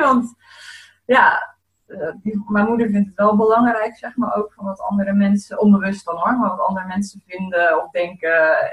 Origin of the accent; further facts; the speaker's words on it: Zeeland, Netherlands; ik ben opgegroeid in Zeeland